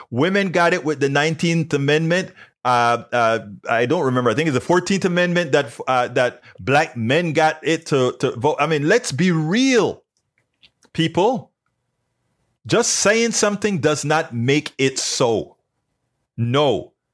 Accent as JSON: {"language": "English", "country": "Panama", "moved": "yes", "lives_now": "United States", "said": "I'm from Panama"}